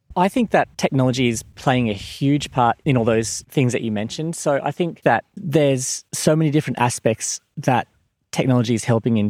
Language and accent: English; Gold Coast, Queensland, Australia; moved away as an adult; now in Warwick, Australia; I was born on the Gold Coast and before moving out here had absolutely no experience of living in the country at all. I'm a real beach boy.